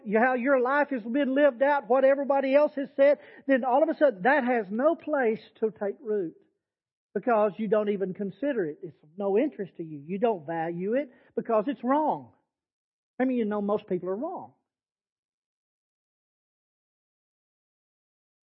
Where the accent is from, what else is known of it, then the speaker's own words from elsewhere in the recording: Texas Panhandle, United States; I was raised in the Panhandle of Texas where sandstorms are normal.